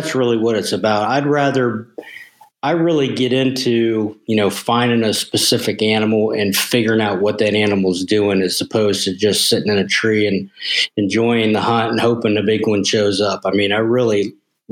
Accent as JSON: {"language": "English", "region": "Ohio", "country": "United States", "tie": "born or raised there", "said": "I'm in Ohio, sitting in Ohio right now, actually, but born and raised here"}